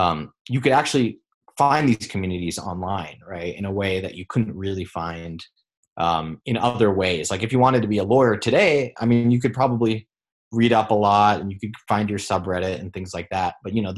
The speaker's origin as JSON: {"language": "English", "country": "Singapore", "tie": "born or raised there", "said": "especially growing up in Singapore, like in Asia, like you're sort of like, you can be a doctor, a lawyer, an engineer, an architect, a software engineer."}